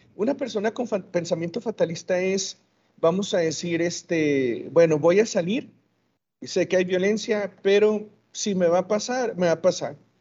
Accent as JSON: {"language": "Spanish", "town": "Ciudad Juárez", "region": "Chihuahua", "country": "Mexico", "tie": "born or raised there", "said": "soy de aquí de Ciudad Juárez, aquí nací y aquí he vivido toda mi vida"}